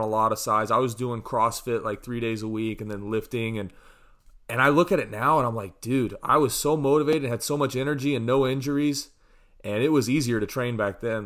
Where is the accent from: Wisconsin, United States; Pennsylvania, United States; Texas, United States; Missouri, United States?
Missouri, United States; moved away; my hometown in Missouri